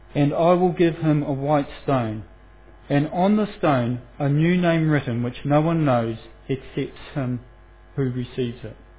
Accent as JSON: {"language": "English", "town": "Foxton", "region": "Manawatū-Whanganui", "country": "New Zealand", "said": "I'm, I'm a boy from Foxton, and um, my pronunciation of certain Greek words and Roman words and things like that uh, may show where my heritage come from"}